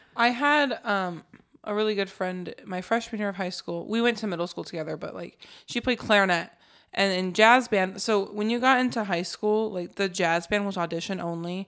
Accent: Alaska, United States; moved away; also born or lived in Colorado; I grew up in Alaska

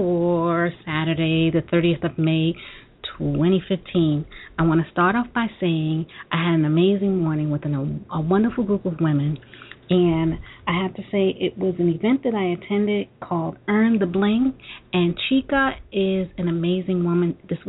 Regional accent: New York City, New York, United States; Now, many of you know that I am a native New Yorker. In fact, I'm from Brooklyn

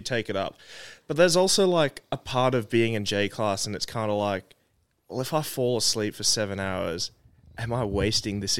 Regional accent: Hong Kong; now in Melbourne, Australia; growing up in Hong Kong, it's a place where, well, it's a very small place

